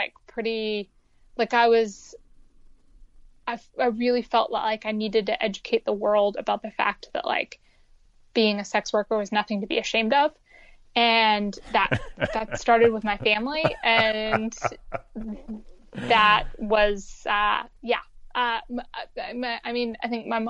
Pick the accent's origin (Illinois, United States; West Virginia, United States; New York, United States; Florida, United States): West Virginia, United States; moved away as an adult; I wasn't happy being like a stoned closeted teen in West Virginia